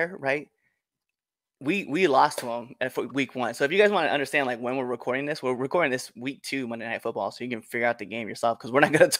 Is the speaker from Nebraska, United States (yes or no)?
yes; Nebraska, United States; now in Massachusetts, United States; I'm actually from Nebraska. Like, even though I live in Massachusetts I'm a Nebraska boy myself.